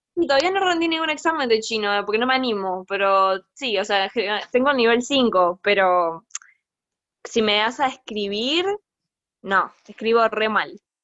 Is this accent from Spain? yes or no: no; Argentina; moved away as an adult; also born or lived in United States; now in Hangzhou, China; soy latina y me crié en Argentina